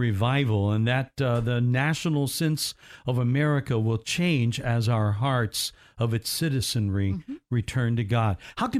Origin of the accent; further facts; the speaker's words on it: United States; But I also love our country, and I'm grateful that I'm an American.